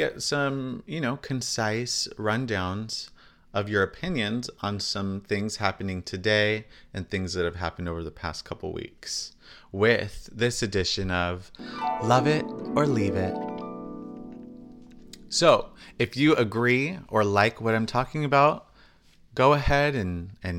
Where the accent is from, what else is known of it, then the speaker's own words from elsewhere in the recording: California, United States; we're from California